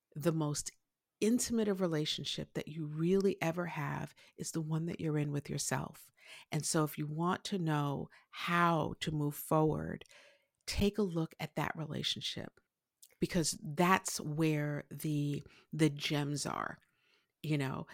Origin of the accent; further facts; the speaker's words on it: New York City, New York, United States; I grew up in Brooklyn, uh, to a Haitian father and a Puerto Rican mother, uh, in Brooklyn, New York